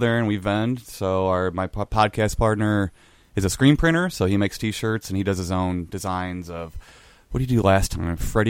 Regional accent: Belleville, Illinois, United States; we're all from Belleville.

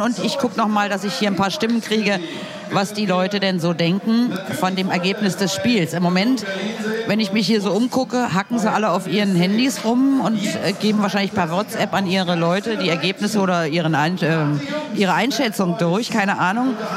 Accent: Berlin, Germany; ich komme aus so Kreuzköln, also so zwischen Südstern und Hermannplatz.

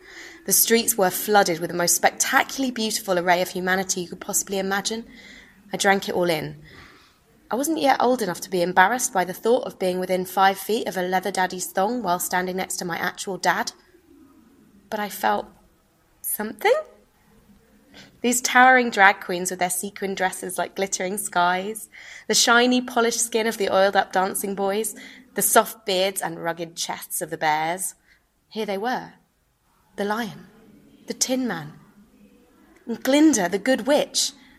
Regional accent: Brighton, South East England, United Kingdom; So, I mentioned earlier, I'm from Brighton. And Brighton is the gay capital of the UK.

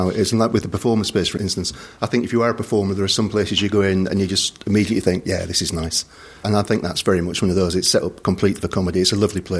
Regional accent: Bradford, Yorkshire and the Humber, United Kingdom; moved away; I'm originally from Bradford and the Alhambra in Bradford has a great pantomime tradition. So growing up, I remember I saw Les Dawson perform there.

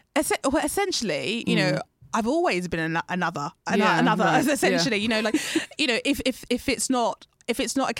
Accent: United Kingdom; I identify with being a black female in the UK, being Ghanaian, being born to Ghanaian parents

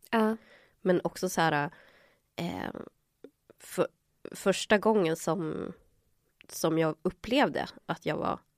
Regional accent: Chile; Men samtidigt så var de medvetna att jag var chilenare. Ah. För de, de, de ser ju det, alltså i Latinamerika så ser man ju vart alla är ifrån.

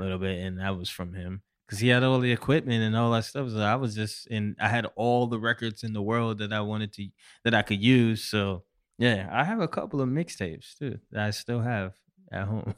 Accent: Syracuse, New York, United States; now in New York City, United States; I'm originally from Syracuse, New York

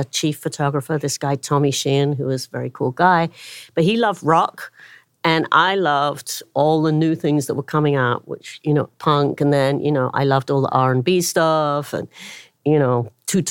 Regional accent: London, United Kingdom; moved away as an adult; now in New York City, United States; I'm born and bred in London

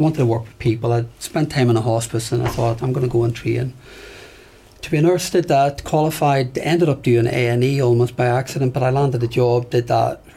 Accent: Belfast, Northern Ireland, United Kingdom; moved away; I grew up in Belfast

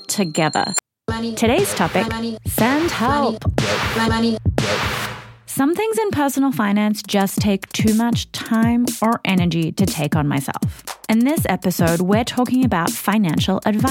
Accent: Australia; moved away as an adult; now in United States; I'm from Australia. I moved to the US about 6 years ago.

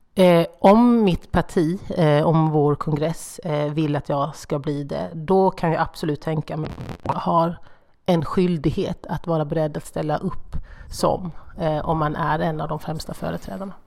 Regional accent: Horda, Jönköping County, Sweden; accent: Småländska; Min dialekt kommer från Hårda

